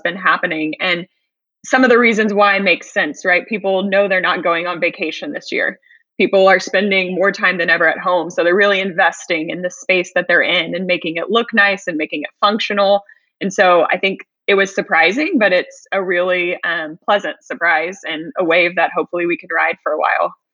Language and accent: English; Houston, Texas, United States; moved away as an adult; I was actually born and raised in Houston as well, the other side of Houston, the south side